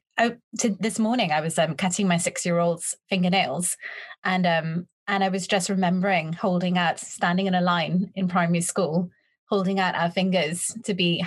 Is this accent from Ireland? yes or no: no; Trinidad & Tobago; moved away as an adult; I had a lot of confidence growing up in Trinidad